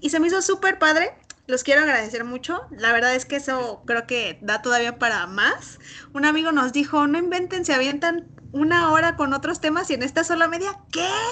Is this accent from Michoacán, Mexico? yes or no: yes; Morelia, Michoacán, Mexico; Nosotros que somos de Morelia